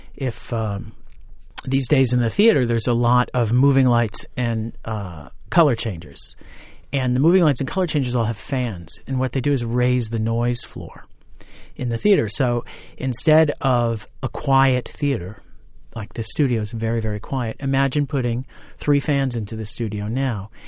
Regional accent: Orange County, New York, United States; moved away as an adult; also born or lived in Ithaca, New York; I went to Orange County Community College in my hometown as a music major

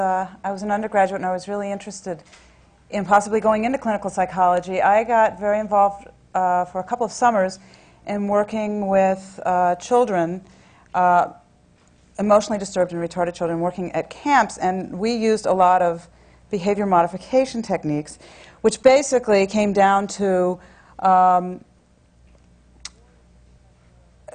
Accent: Virginia, United States; I grew up in Virginia

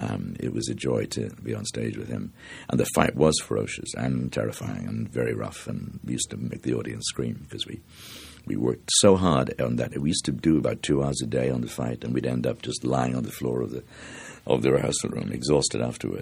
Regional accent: Dublin, Leinster, Ireland; You see, I come from the South Circle Road in Dublin, and a lot of people who come from there

